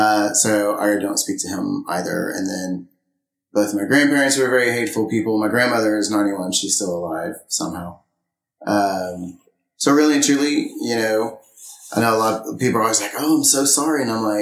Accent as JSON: {"language": "English", "town": "Friendswood", "region": "Texas", "country": "United States", "tie": "born or raised there", "said": "In Friendswood, Texas."}